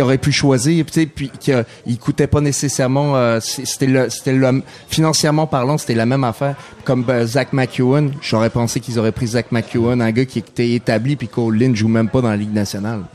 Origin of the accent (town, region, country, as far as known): France; moved away; also born or lived in Saguenay, Quebec, Canada